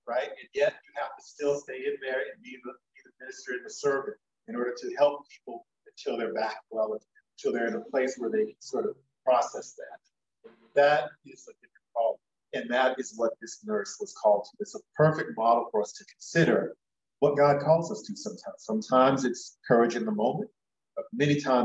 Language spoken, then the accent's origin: English; Florida, United States; moved away; also born or lived in New York; when I visit family back home. I'm from Florida, originally in New York